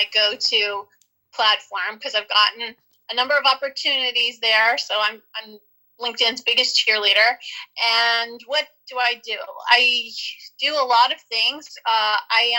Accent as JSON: {"language": "English", "town": "New Orleans", "region": "Louisiana", "country": "United States", "moved": "as an adult", "lives_now": "Los Angeles, United States", "said": "I'm originally from New Orleans, Louisiana, and I moved out to Los Angeles years ago to pursue a career in show business."}